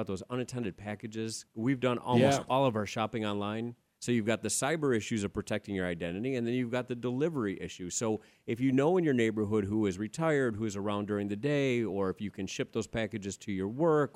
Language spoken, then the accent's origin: English; New York, United States; accent: New York; now in Arizona, United States; when I'm around someone else from New York, my accent comes out a little bit